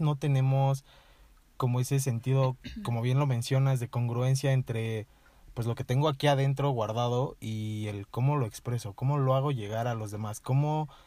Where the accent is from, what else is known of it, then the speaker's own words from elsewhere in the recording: Toluca, State of Mexico, Mexico; moved away as an adult; now in San Miguel de Allende, Mexico; soy de aquí de Toluca también